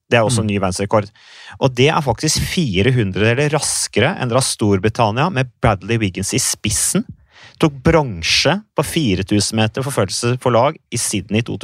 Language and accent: Norwegian; Norway; Vi har jo ikke hatt noen kultur for det egentlig hjemme i Norge.